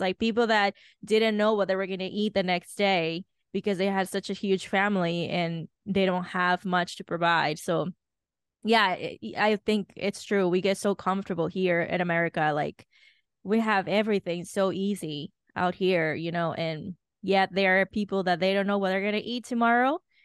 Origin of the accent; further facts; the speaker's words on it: Dominican Republic; moved away; I grew up in Dominican Republic